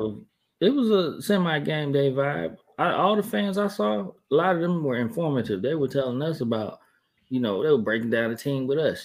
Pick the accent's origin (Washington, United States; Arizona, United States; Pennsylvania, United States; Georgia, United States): Georgia, United States; Columbus; moved away as an adult; I'm from Columbus, Georgia